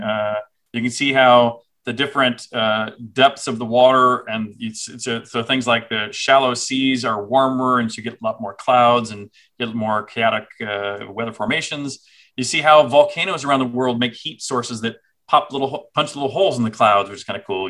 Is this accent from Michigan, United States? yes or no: no; Houston, Texas, United States; also born or lived in Cambridge, England / Austin, Texas; I grew up in Texas. So I saw Houston, where I grew up